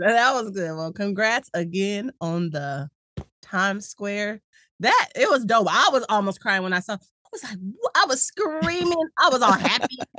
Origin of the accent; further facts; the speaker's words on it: San Diego, California, United States; I'm from Cali, I'm from San Diego